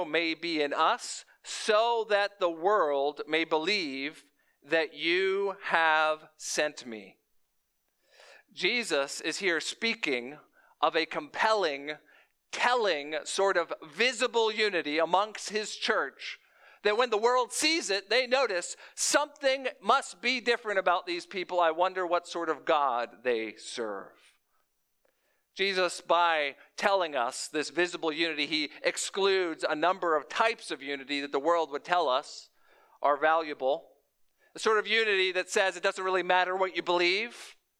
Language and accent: English; Florida, United States; moved away; I'm a transplant from South Florida to the Midwest.